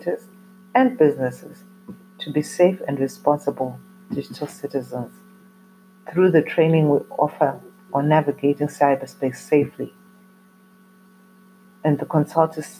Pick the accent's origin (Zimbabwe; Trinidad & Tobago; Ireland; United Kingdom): Zimbabwe; I come from Zimbabwe in Africa